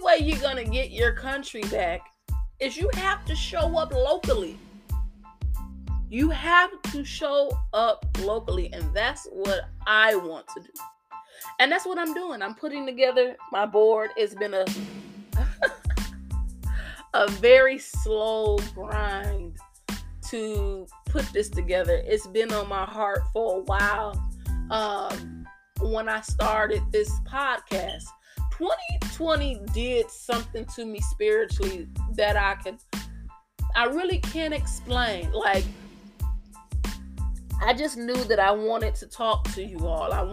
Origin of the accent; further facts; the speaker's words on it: United States; being an American